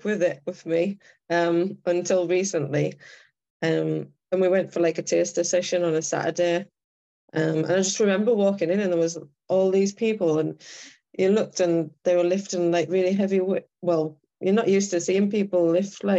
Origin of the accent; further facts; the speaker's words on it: County Durham, North East England, United Kingdom; moved away as an adult; I live up north now. So I'm originally from County Durham